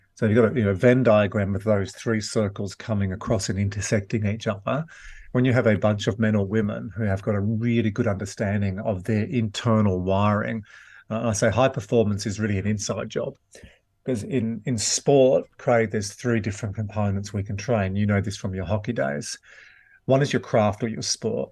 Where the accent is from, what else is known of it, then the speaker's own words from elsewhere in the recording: Glen Innes, New South Wales, Australia; also born or lived in Wagga Wagga / Yass / Dubbo; we moved to Gleninus, uh, in the New England Tablelands.